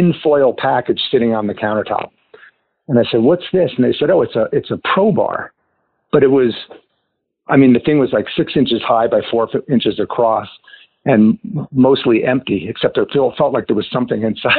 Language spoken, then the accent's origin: English; New Jersey, United States; accent: Jersey; moved away as an adult; also born or lived in California; now in Park City, United States; I grew up in New Jersey and was really an East Coast guy